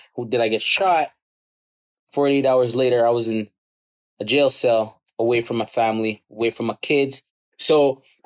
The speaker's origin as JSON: {"language": "English", "town": "Toronto", "region": "Ontario", "country": "Canada", "tie": "born or raised there", "said": "I grew up in the Rexdale community, Kipling and Steeles. So it is rough in Rexdale"}